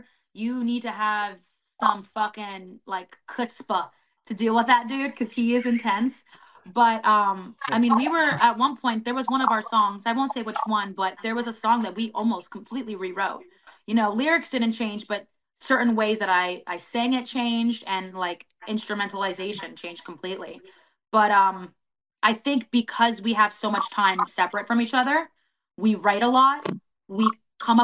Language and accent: English; Florida, United States; I'm from Florida